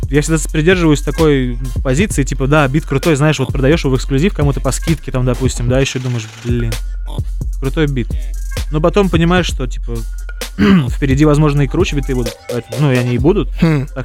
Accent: Zelenograd, Moscow, Russia; Я из Зеленограда, Москва. Ну, окраина Москвы, Зеленоград.

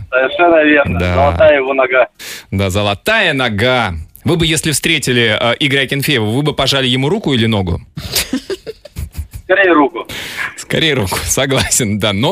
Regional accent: Russia; Каждый раз, когда я говорил, что из России, в ответ слышал, о, Хабиб, Путин. Не удивлюсь, что они думают, что это один человек.

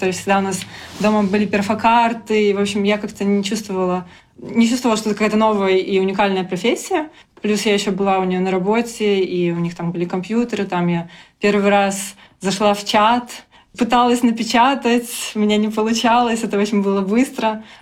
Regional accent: Belarus; moved away as an adult; also born or lived in Minsk; now in London, United Kingdom; А в целом я разработчик э, из Беларуси. Я жила в Минске последние годы и до того, как переехала в Лондон.

